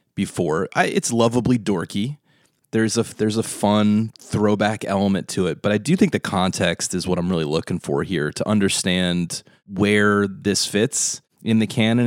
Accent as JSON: {"language": "English", "region": "Delaware", "country": "United States", "said": "we're from Delaware"}